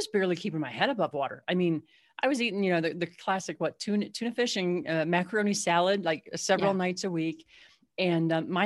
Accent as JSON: {"language": "English", "region": "Southwest Missouri", "country": "United States", "tie": "born or raised there", "also_born_or_lived": "Illinois", "said": "we moved from Illinois down to Southwest Missouri"}